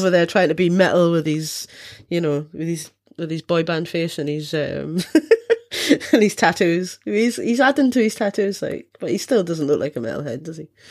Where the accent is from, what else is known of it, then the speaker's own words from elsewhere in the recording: Scotland, United Kingdom; me being Scottish, drinking is part of our culture